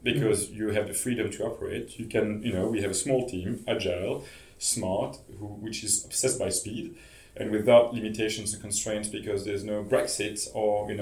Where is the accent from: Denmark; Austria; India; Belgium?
Belgium; I'm from Belgium